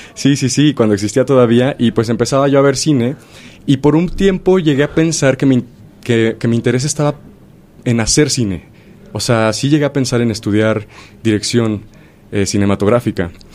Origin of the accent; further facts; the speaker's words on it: Chilpancingo, Guerrero, Mexico; now in Mexico City, Mexico; yo soy de originario de Chilpancingo, Guerrero. Entonces, em, viviendo en la ciudad de Chilpancingo, no estuve expuesto eh, al teatro este, de niño